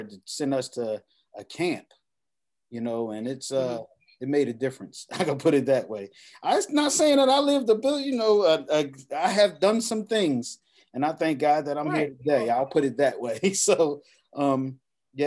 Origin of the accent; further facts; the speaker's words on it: New York City, New York, United States; even as a young man myself growing up in Abbotsford Projects